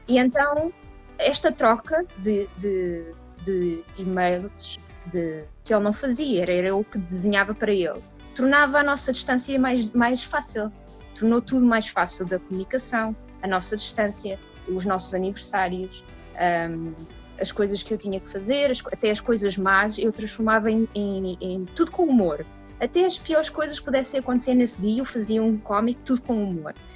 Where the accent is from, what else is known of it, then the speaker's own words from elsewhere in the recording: Portugal; moved away as an adult; also born or lived in Washington DC, United States; now in United States; sou portuguesa